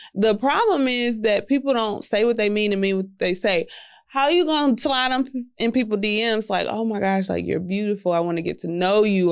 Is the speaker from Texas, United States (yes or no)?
yes; Houston, Texas, United States; I'm from Southwest Houston